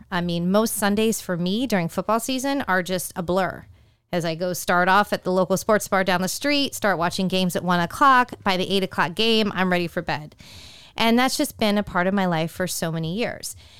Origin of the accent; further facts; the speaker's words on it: California, United States; Growing up in California